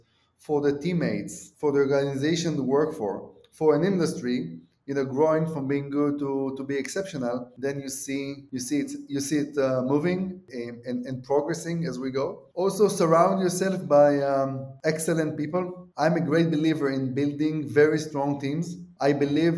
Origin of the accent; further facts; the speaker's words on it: Israel; I'm from Israel